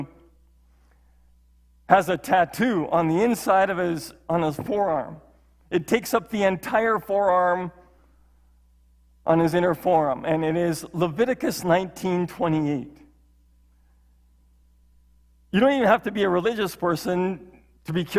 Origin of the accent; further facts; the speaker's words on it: Saskatchewan, Canada; moved away; as a kid growing up in Saskatchewan